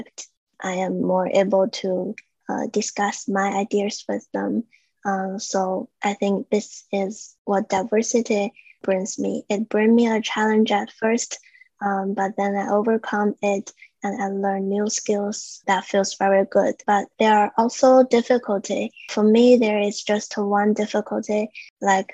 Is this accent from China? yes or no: yes; China; now in Canada; I come from China